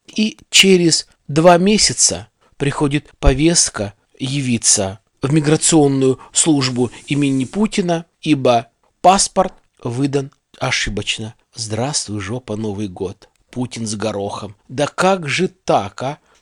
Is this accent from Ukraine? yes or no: no; Kyrgyzstan; moved away as an adult; now in Russia; я из Средней Азии